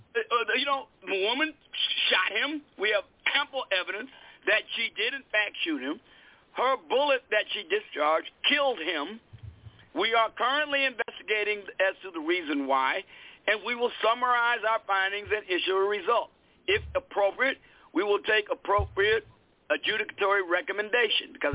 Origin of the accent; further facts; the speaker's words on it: United States; I'm an American, natural-born citizen of the United States